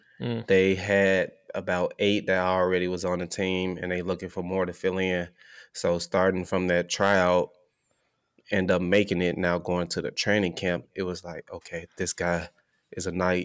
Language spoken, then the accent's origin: English; Oklahoma, United States; So, and I'm from Oklahoma playing there, so that's definitely a big thing.